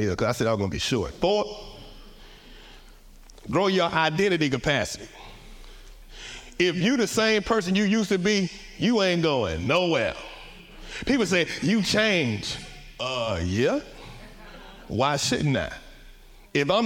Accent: Atlanta, Georgia, United States; accent: Southern drawl; now in Newport News, United States; I'm Southern. I'm from the A. We definitely more city than you. I'm just from the South. The dirty South. The A, baby. My Southern draw is not country

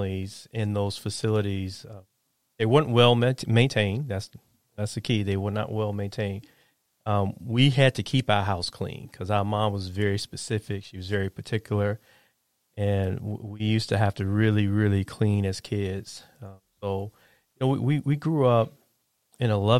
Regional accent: Chicago, Illinois, United States; I grew up on the South Side of Chicago

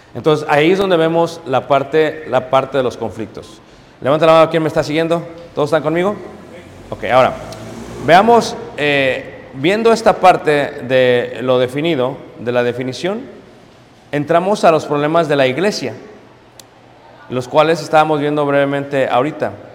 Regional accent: Mexico City, Mexico; also born or lived in Chicago; now in Elgin, United States; Nací en Ciudad de México. Me fui de joven a Estados Unidos. Eso es lo que soy yo. Soy mexicano.

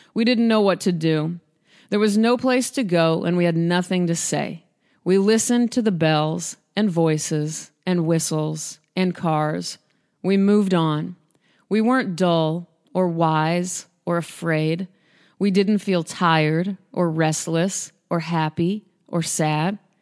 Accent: Omaha, Nebraska, United States; now in Los Angeles, United States; being from Nebraska. I'm from Omaha

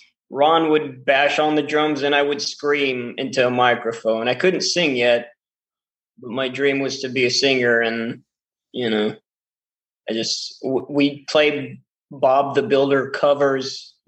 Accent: Israel; also born or lived in Dallas, Texas, United States; I've got dual citizenship, yeah. I was born in Dallas, and I moved to Israel when I was 2 years old.

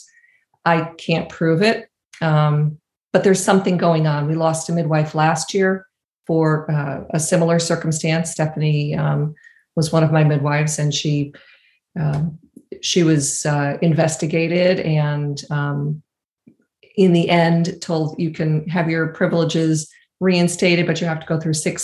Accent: Danbury, Connecticut, United States; I actually was born in Danbury Hospital. I'm from Danbury.

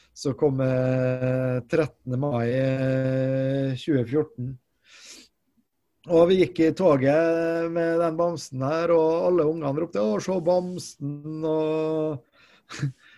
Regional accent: Molde, Møre og Romsdal, Norway; moved away as an adult; now in Trondheim, Norway; jeg er jo opprinnelig fra Molde

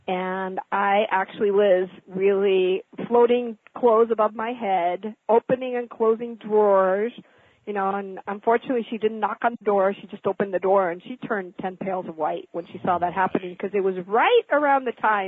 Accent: Mexico; I was born and raised in Mexico from American parents.

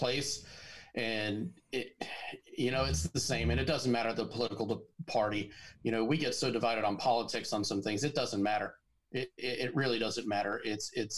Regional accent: Haverstraw, New York, United States; I grew up in a small town outside New York City called Haverstraw, New York, in Rockland County

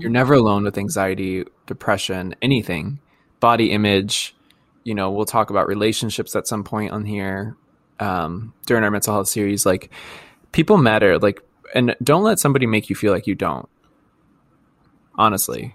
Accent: Midwest, United States; accent: Midwest; my Midwest accent.

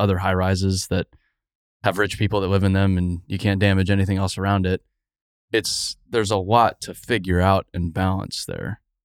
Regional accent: Arizona, United States; I grew up in Arizona.

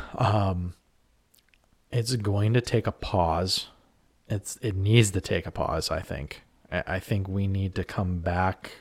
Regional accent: Western Pennsylvania, United States; I'm from Western P

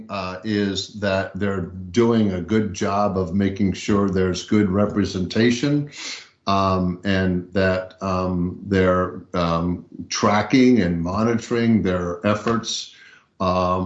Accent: Southern California, United States; I grew up in Southern California

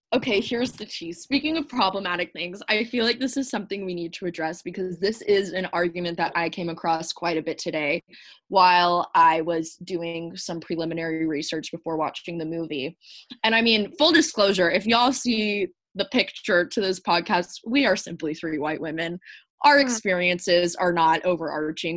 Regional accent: the South, United States; growing up in the South in a very patriarchal culture.

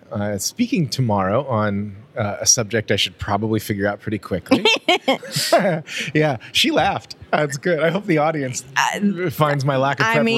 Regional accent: Cincinnati, Ohio, United States; I'm from Cincinnati.

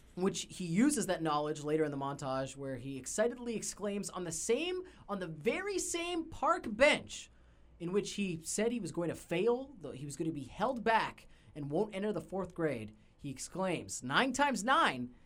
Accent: Canada; we're Canadian

